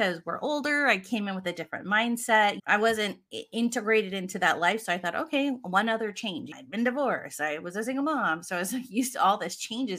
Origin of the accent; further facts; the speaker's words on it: Hawaii, United States; I'm from Hawaii